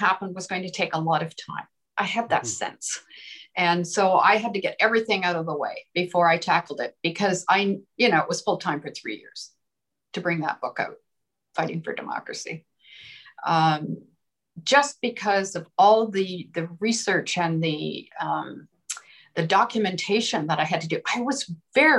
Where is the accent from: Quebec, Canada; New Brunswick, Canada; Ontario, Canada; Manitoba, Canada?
Ontario, Canada; Peterborough; when I was growing up in Peterborough, Ontario